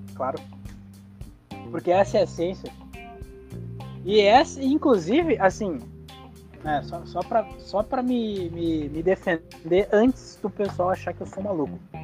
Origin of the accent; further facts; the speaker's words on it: Brazil; nós, como brasileiros